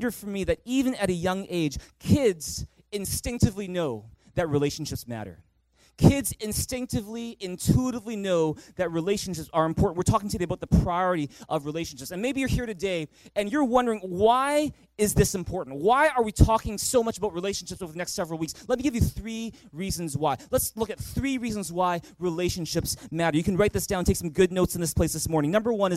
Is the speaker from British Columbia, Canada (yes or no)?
yes; Vancouver, British Columbia, Canada; growing up in Vancouver, we had a family tradition